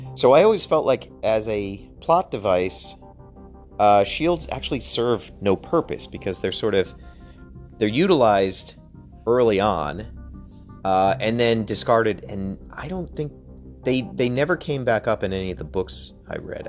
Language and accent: English; Connecticut, United States; the kind of small town that we grew up in in Connecticut